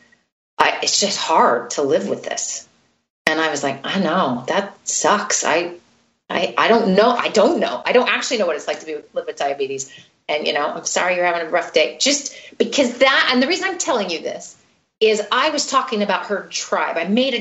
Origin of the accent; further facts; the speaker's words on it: United States; now in Sweden; I feel like I'm an American.